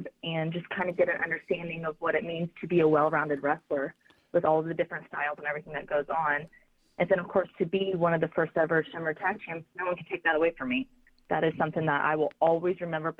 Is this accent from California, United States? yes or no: no; Dayton, Ohio, United States; it's my hometown. I'm born and raised in Dayton, Ohio